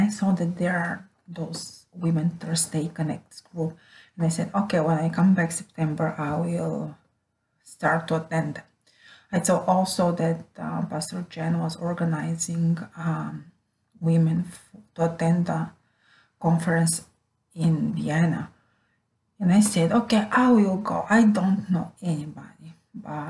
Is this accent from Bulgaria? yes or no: yes; Bulgaria; moved away as an adult; now in Rome, Italy; I'm from Bulgaria, Europe, born there many years ago. And since 2016, I'm living with my family in Rome, Italy.